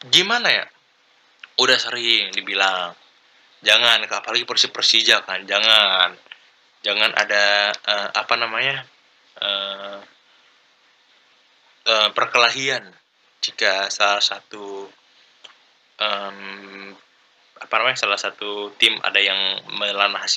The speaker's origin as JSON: {"language": "Indonesian", "town": "Palembang", "region": "South Sumatra", "country": "Indonesia", "tie": "born there", "said": "karena gue lahir di Palembang jadi kayak ya klub sepak bola pertama yang gue kenal tuh Sujaya FC gitu loh"}